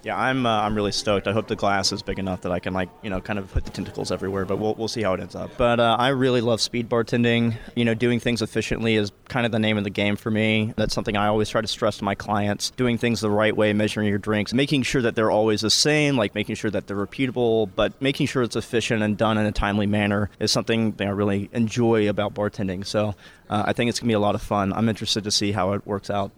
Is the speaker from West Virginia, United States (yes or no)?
no; Macon, Georgia, United States; I'm from Macon, Georgia